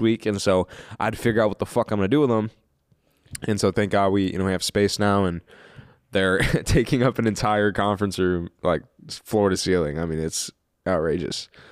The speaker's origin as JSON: {"language": "English", "town": "Kansas City", "region": "Missouri", "country": "United States", "tie": "born or raised there", "said": "I'm from Kansas City. I was born in Kansas City"}